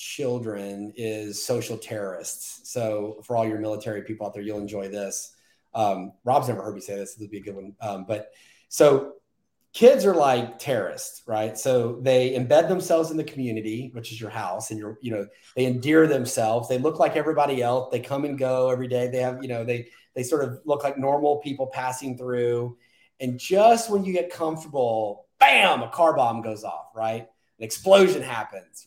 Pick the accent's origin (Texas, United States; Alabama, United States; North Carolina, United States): Texas, United States; But I'm born and raised in Texas